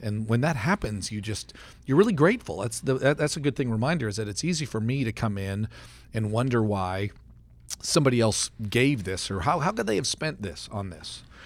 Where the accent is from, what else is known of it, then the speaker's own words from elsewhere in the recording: Canada; now in Stillwater, United States; I grew up in Canada